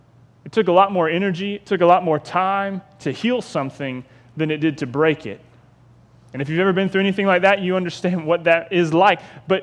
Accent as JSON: {"language": "English", "town": "Jacksonville", "region": "Florida", "country": "United States", "tie": "born or raised there", "said": "I broke my arm swinging on a clothesline pole because I grew up in Ocean Way."}